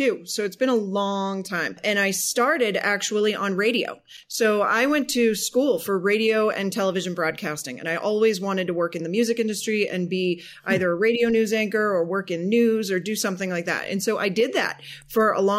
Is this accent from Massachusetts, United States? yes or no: yes; outside of Boston, Massachusetts, United States; now in Denver, United States; So I grew up outside of Boston. I live in Denver now